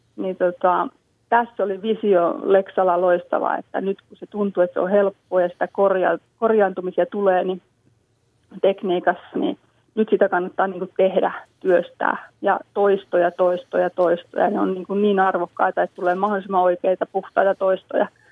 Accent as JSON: {"language": "Finnish", "town": "Lammi", "region": "Kanta-Häme", "country": "Finland", "said": "meillä Lammilla"}